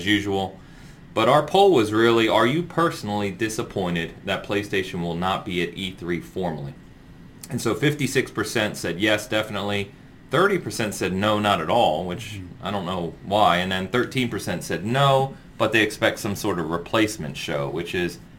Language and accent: English; San Francisco, California, United States; now in Kansas City, United States; I'm from San Francisco